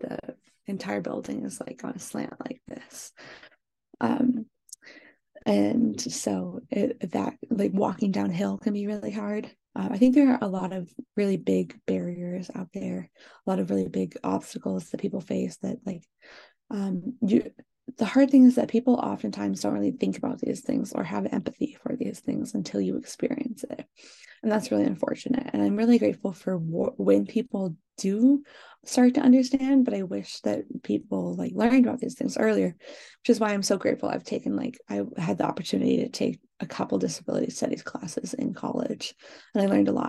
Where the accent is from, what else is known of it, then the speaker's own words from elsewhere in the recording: Pacific Northwest, United States; moved away as an adult; now in Michigan, United States; I grew up in the Pacific Northwest.